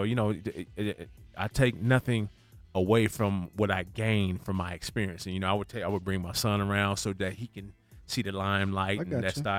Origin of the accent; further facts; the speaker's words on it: Canada; now in United States; because I played on Snoop's semi-pro team when I came from Canada.